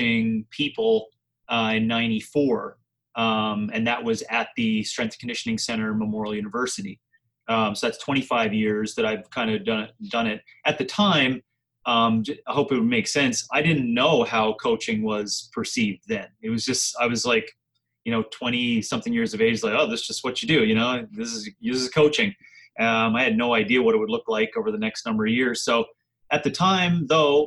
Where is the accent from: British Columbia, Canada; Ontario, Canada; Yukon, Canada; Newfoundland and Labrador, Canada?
Newfoundland and Labrador, Canada; Wabush; moved away as an adult; also born or lived in St. John's, Newfoundland / Calgary, Alberta; now in Scottsdale, United States; I'm actually from Newfoundland, born and raised in Wabush, Labrador, a really small community up in northern Labrador